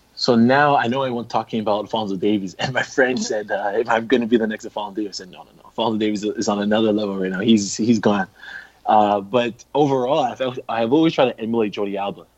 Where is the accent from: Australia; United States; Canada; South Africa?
Canada; as a Canadian